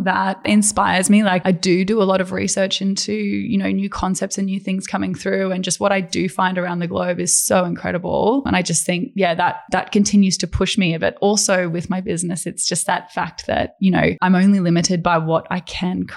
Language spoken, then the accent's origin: English; Brisbane, Queensland, Australia; also born or lived in Paris; I grew up in Brisbane. I was raised in Brisbane and I attended school there